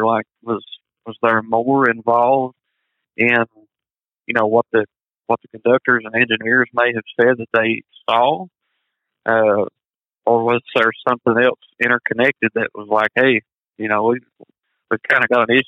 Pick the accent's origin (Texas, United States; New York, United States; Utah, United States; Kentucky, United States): Kentucky, United States; Paintsville; moved away as an adult; my hometown, not 3 miles from where I grew up